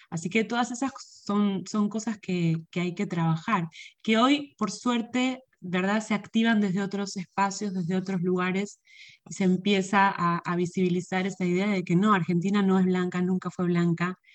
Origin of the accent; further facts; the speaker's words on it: Puerto Rico; porque esas cosas no existen en, en un país de donde yo vengo fueron un poco el impulso para lo que fue nuestro primer título, que fue para la posteridad, una antología sobre el paso del huracán María en Puerto Rico